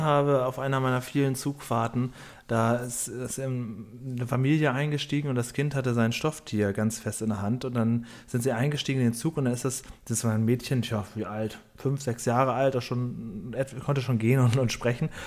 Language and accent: German; Cuxhaven, Lower Saxony, Germany; bei uns auf dem Dorf in Cuxhaven, wo ich aufgewachsen bin